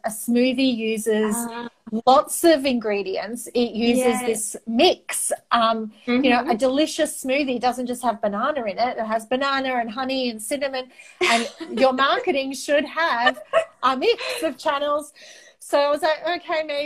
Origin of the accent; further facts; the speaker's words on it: Australia; first language Greek; English is a second language; I'm the first generation in my family born in Australia.